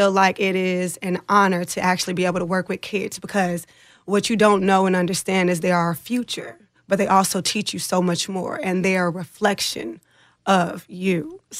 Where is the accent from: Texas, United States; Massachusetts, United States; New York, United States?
Texas, United States; Austin; also born or lived in Indianapolis; So, of course … I grew up in East Austin, Texas.